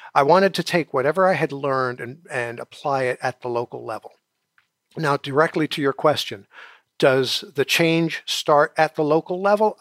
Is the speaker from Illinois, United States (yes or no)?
no; New York City, New York, United States; I'm originally from New York City